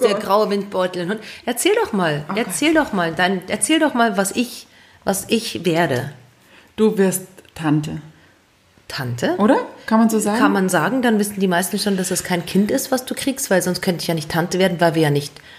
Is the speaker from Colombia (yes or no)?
no; Zurich, Switzerland; Wir sind wieder mal in Zürich. In meiner Heimatstadt.